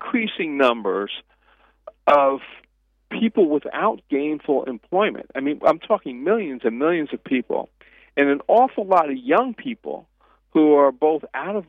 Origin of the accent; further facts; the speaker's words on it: Montclair, New Jersey, United States; I grew up in New Jersey, so I lived in Montclair